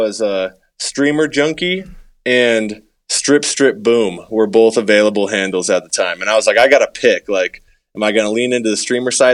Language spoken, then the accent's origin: English; New Hampshire, United States; moved away as an adult; now in Colorado, United States; I grew up in New Hampshire, and I grew up bass fishing as a kid